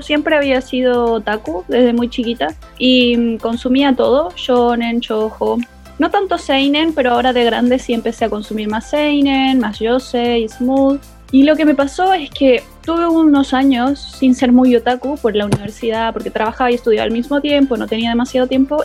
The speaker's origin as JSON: {"language": "Spanish", "country": "Chile", "moved": "as an adult", "lives_now": "Argentina", "said": "Yo soy chilena, pero vivo en Argentina hace como unos cuatro o cinco años"}